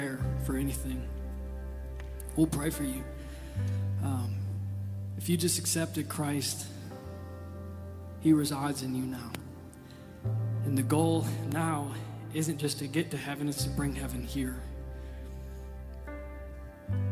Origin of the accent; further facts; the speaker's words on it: Michigan, United States; I'm from Michigan